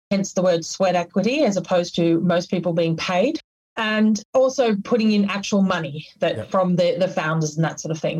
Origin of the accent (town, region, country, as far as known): Australia